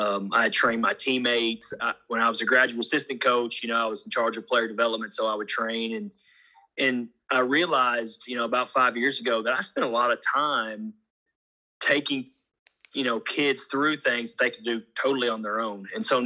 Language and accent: English; Honolulu, Hawaii, United States; born there; And I was born in Honolulu, Hawaii, because my dad was a military guy.